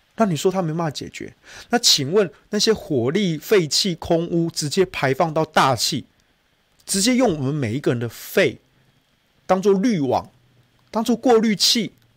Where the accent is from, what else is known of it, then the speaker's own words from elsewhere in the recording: Taichung, Taiwan; moved away as an adult; now in Taipei, Taiwan; 我身为台中人，虽然我这几年住在台北